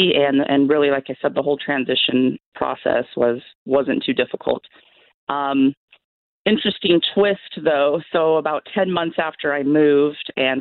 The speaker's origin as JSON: {"language": "English", "region": "Washington", "country": "United States", "moved": "as an adult", "lives_now": "North Carolina, United States", "said": "I am originally from Washington State. I'm now living in North Carolina"}